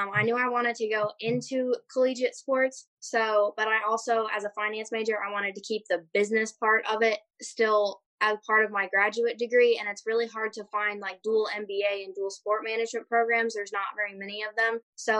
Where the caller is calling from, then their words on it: Chelan, Washington, United States; also born or lived in Auburn, Alabama; Today I'm calling in from Chelan, Washington.